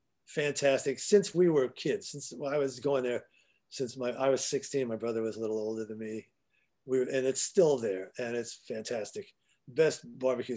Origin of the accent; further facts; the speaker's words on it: New York, United States; now in Los Angeles, United States; I'm a New Yorker